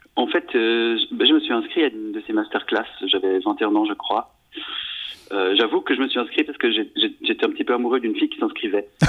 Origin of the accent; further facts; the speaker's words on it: Switzerland; je suis né en Suisse de, parents italiens, donc j'ai deux nationalités